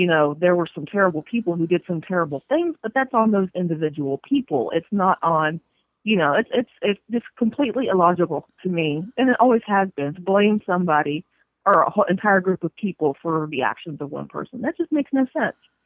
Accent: North Florida, United States; moved away as an adult; I grew up in North Florida in the panhandle, right, you know, along the coast

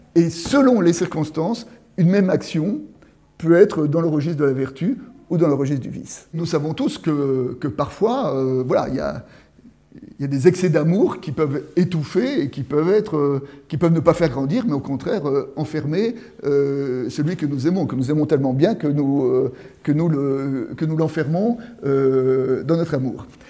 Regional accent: France; je suis français, je suis de tel village

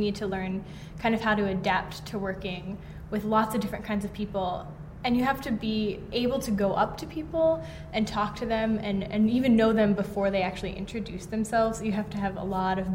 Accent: Hawaii, United States; moved away; I'm from Hawaii, and I was part of the Hawaii Young Actors Ensemble, which started my sophomore year of high school

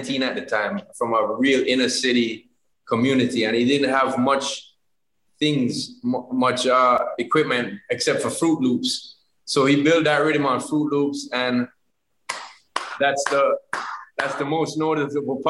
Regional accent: Jamaica; in Jamaica we just make big old thick pancakes

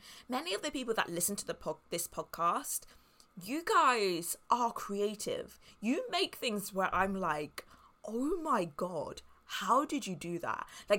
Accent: Spain; But since I grew up in a quiet town in Spain, it means that I don't know anyone and I don't have any contacts.

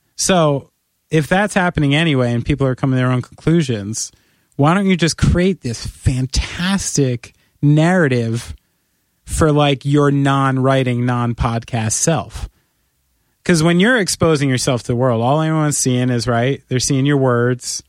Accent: United States

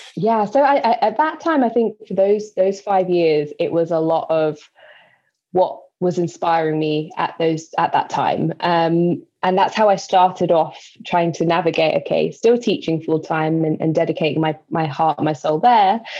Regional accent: London, United Kingdom; So I'm from East London, born and raised. I have moved to West London since

